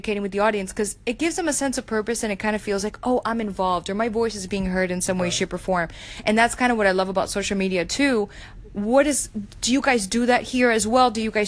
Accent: Miami, Florida, United States; moved away; I'm originally from Miami

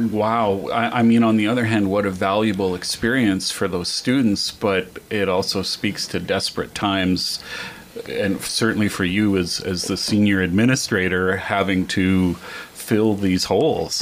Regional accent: Hay River, Northwest Territories, Canada; moved away; I grew up in Hay River, Northwest Territories, a town of 3,000

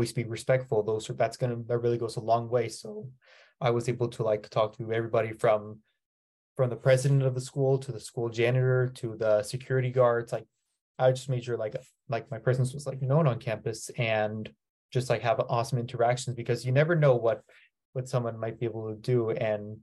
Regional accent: San Diego, California, United States; I'm here from San Diego, California, and I attended Cathedral Catholic High School

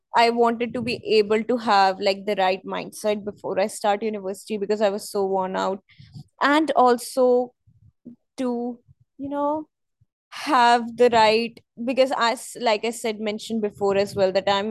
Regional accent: New Delhi, Delhi, India; I'm from New Delhi and we have a lot of museums here

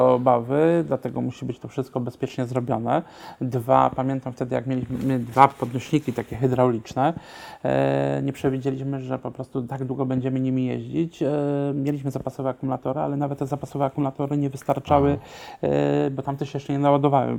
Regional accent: Silesian Voivodeship, Poland; ja pochodzę ze Śląska, w naszym śląskim domu

